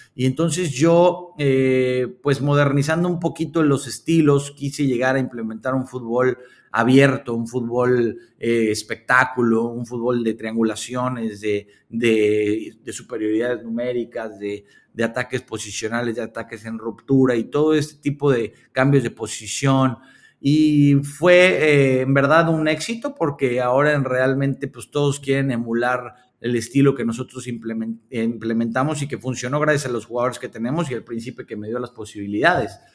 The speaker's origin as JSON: {"language": "Spanish", "country": "Mexico", "tie": "born or raised there", "moved": "as an adult", "lives_now": "Malaysia", "said": "México me parece que, a pesar de que es mi país y es donde yo me desarrollé"}